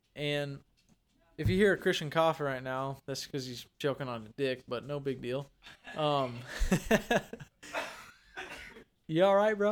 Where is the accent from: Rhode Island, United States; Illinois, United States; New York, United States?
Illinois, United States; Vandalia; we're originally from Vandalia, Illinois